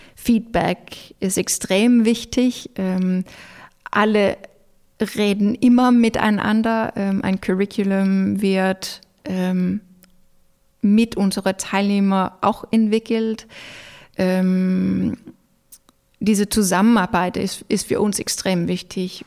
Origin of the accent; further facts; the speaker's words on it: Denmark; German is a second language; also born or lived in Norway; now in Germany; ich als Däne habe Rechte und Möglichkeiten in Deutschland